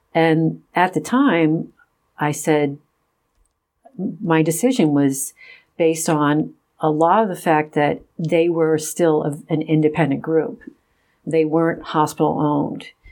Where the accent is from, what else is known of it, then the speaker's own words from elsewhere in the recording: Rochester, New York, United States; I grew up in Rochester, New York